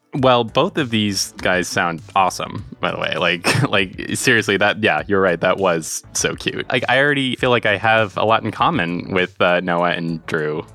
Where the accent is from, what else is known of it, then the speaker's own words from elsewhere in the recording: Marshfield, Massachusetts, United States; I'm 27 from Marshfield, Massachusetts.